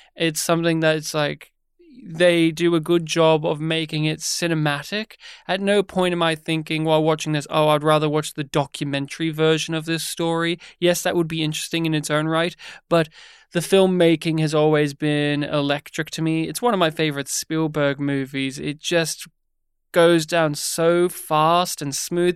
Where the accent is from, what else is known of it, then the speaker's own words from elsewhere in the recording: Australia; also born or lived in Melbourne, Australia; we're Australian